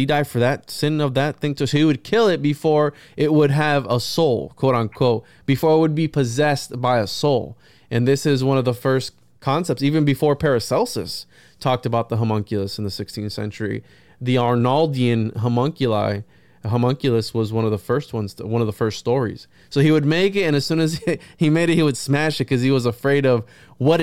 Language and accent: English; Florida, United States; also born or lived in Puerto Rico; I was born in Puerto Rico, raised in Florida